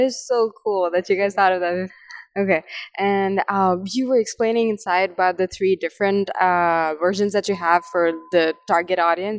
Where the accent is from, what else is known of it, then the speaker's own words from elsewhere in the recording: India; I'm from India